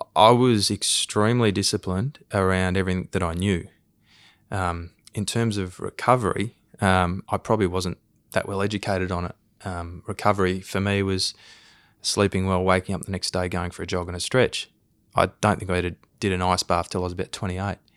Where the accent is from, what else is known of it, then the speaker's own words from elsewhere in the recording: Queensland, Australia; I grew up in Queensland